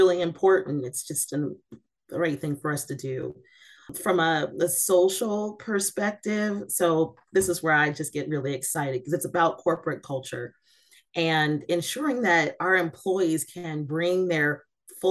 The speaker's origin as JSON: {"language": "English", "town": "Seattle", "region": "Washington", "country": "United States", "also_born_or_lived": "East Coast", "said": "I am from Seattle, Washington"}